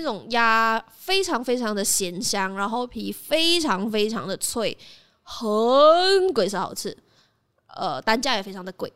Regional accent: Malaysia; 起床盖真的是一个我在那边长大，然后吃了很多东西长大的地方

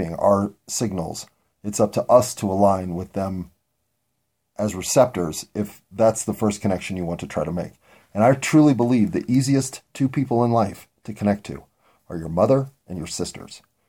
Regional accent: United States; As an American

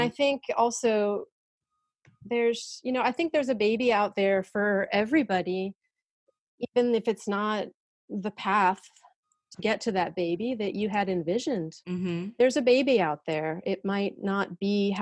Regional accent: United States; moved away as an adult; now in France; being an American going through it here

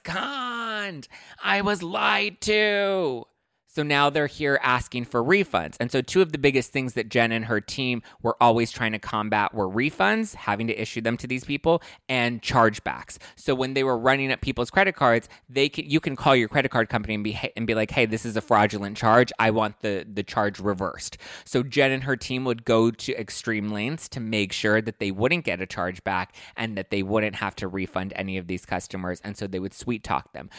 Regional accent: Los Angeles, California, United States; I'm from East LA.

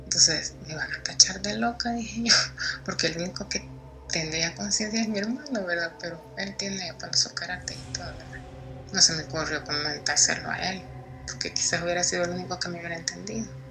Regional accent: El Salvador; yo soy de El Salvador

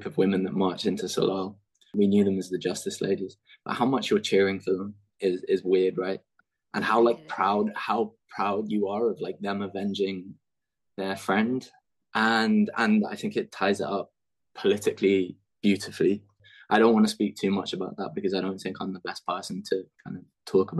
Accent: London, United Kingdom; I'm from London

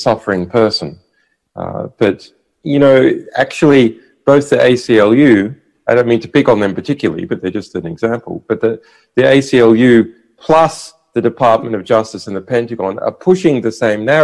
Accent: Australia; moved away; I am an Australian. Yeah. I'm culturally an Australian, sure. And my relatives are Australian

